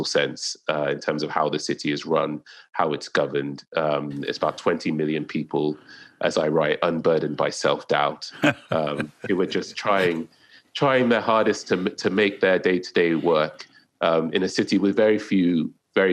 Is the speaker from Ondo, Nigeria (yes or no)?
no; Lagos, Nigeria; born or raised there